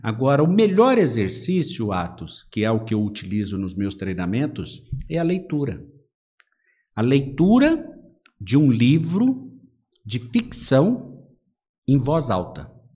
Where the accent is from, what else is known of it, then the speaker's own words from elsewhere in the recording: São Paulo, Brazil; moved away as an adult; now in Marília, Brazil; eu nasci na capital